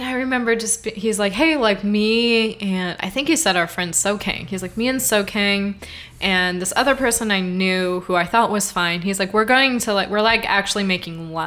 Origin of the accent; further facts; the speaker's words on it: Midwest, United States; moved away; I'm from the Midwest